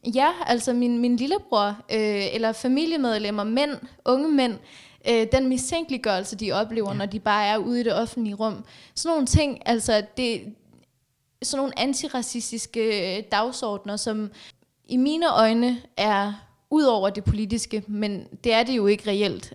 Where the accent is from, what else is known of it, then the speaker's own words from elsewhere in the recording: Afghanistan; now in Denmark; jeg kommer fra Afghanistan.